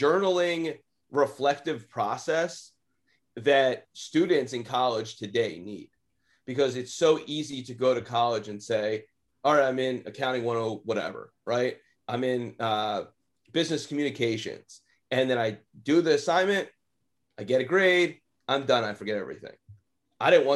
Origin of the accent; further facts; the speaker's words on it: Lower Moreland, Philadelphia area, Pennsylvania, United States; I'm from Lower Moreland High School. So that's the school I went